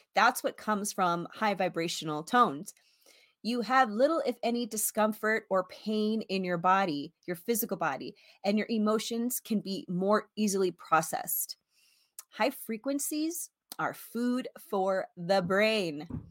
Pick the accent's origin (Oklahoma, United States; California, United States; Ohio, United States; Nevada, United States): Nevada, United States; Las Vegas; also born or lived in San Antonio, Texas; I was raised in Las Vegas, born in San Antonio, Texas, raised in Las Vegas